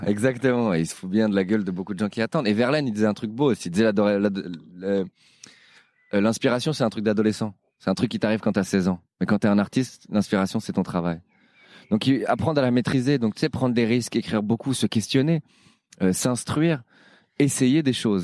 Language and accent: French; Paris, Île-de-France, France; je suis parisien